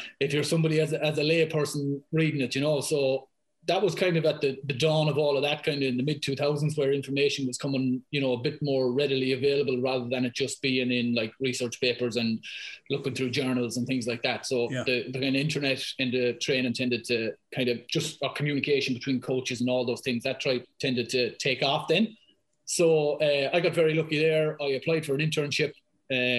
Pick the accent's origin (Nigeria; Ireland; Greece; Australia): Ireland; Ballaghaderreen, Connacht; accent: thick Irish; moved away as an adult; now in London, United Kingdom; I'm from Balladareen up in Mayo. Would have grown up there